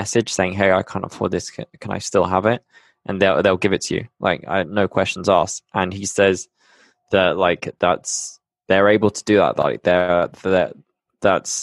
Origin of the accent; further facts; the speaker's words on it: Bristol, South West England, United Kingdom; moved away as an adult; now in Medellin, Colombia; I'm from the UK. Yeah, as you can tell, I'm from Bristol